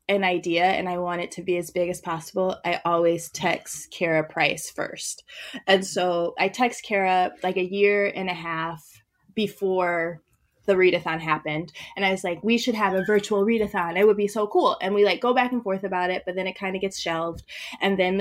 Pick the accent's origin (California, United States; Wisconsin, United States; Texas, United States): Wisconsin, United States; I'm from Wisconsin